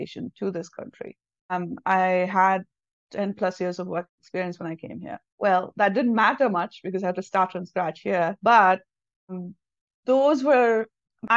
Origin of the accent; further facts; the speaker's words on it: South India, India; first language Tamil; English is a second language; moved away as an adult; now in United States; I'm from the south of India